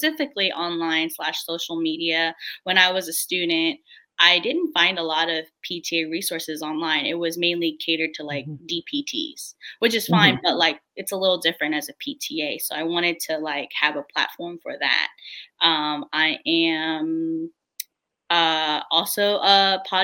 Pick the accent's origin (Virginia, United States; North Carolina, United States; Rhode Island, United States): Virginia, United States; D.C.; born or raised there